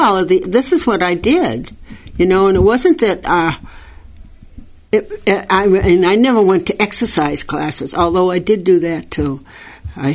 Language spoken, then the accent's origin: English; Danvers, Massachusetts, United States; In Danvers.